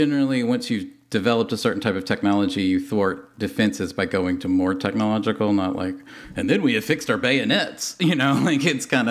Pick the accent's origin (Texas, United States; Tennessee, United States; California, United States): Tennessee, United States; As a kid raised in Tennessee